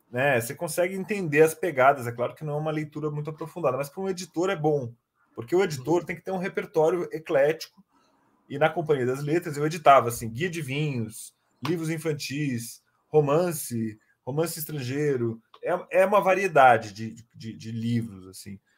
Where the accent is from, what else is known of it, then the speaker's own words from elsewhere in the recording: São Paulo, Brazil; born there; Eu nasci em São Paulo em 78.